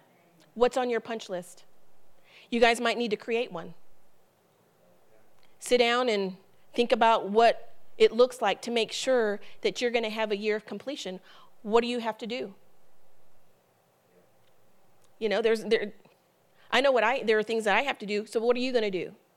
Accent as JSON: {"language": "English", "region": "Ohio", "country": "United States", "also_born_or_lived": "Columbus, Ohio / Holgate, Ohio", "said": "I'm originally from Ohio. My family is in Ohio."}